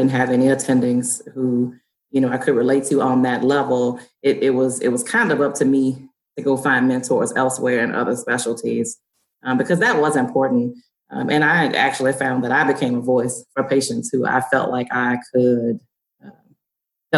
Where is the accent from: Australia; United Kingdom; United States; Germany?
United States; Deep South; I grew up in the Deep South, in the urban area